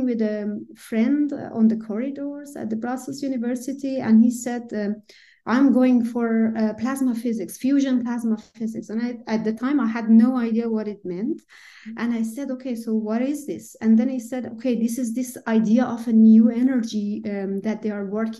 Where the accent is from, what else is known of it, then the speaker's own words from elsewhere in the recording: Shiraz, Fars, Iran; moved away; I was born and raised in Iran, Shiraz